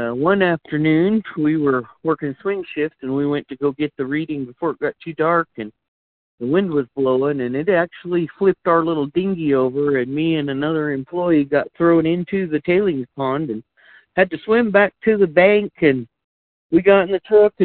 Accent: Grants, New Mexico, United States; I was born and raised right here in Grants, New Mexico

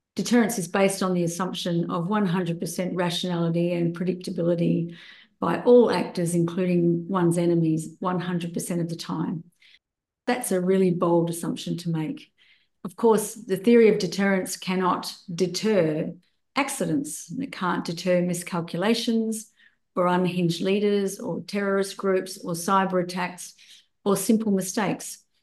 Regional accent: Australia; I returned to my home country of Australia

